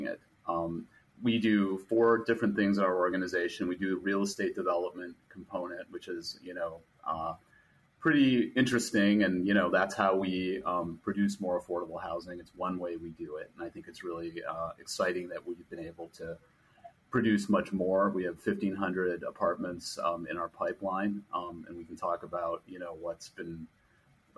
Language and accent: English; Chicago, Illinois, United States; moved away; I grew up in Chicago